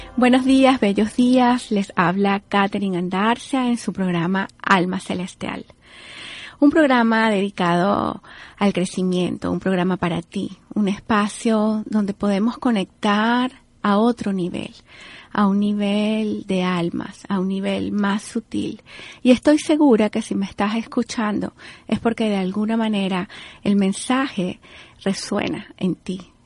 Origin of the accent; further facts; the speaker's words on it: Venezuela; now in Miami, United States; Yo como venezolana no puedo abstraerme porque esté aquí en, en el sur de la Florida, aquí en Miami